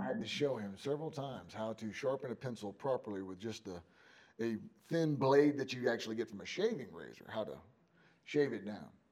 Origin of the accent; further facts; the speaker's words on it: Houston, Texas, United States; I'm from Houston, right? I'm from I'm from Texas